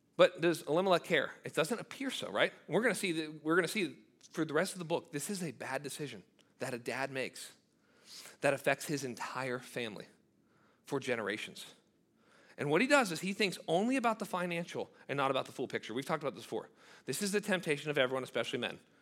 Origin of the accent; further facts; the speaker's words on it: United States; as an American